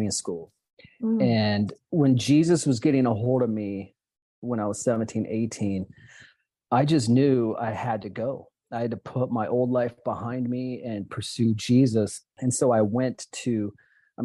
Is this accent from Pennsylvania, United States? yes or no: no; Oregon, United States; I grew up in Oregon many years ago